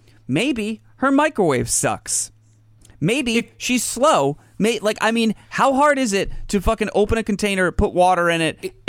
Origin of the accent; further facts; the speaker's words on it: United States; that just means we're American.